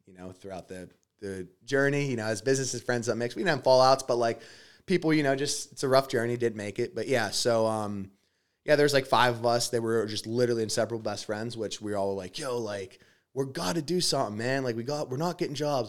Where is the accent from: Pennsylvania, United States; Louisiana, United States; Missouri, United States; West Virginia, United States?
Pennsylvania, United States; Pittsburgh; I'm from Pittsburgh, PA uh, from a family that's just working class